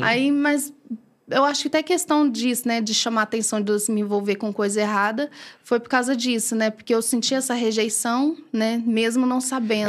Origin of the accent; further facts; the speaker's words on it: Bacabal, Maranhão, Brazil; also born or lived in São Luís, Maranhão; now in Brodowski, Brazil; sou de Bacabal, Maranhão